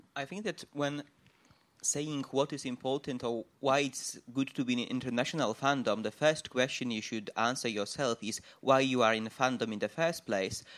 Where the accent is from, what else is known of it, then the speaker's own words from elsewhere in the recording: Poland; I'm from Poland